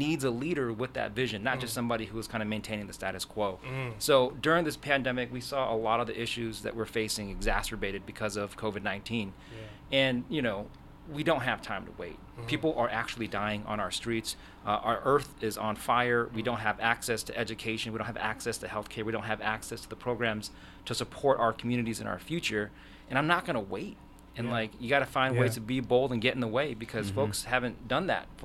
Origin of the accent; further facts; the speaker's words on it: Burien, Washington, United States; also born or lived in White Center, Washington / West Seattle, Washington; I was born and raised in South King County. My family, they were refugees from Vietnam, so they came, you know, after the war. So born in White Center and then raised in Burien, and I live in West Seattle now.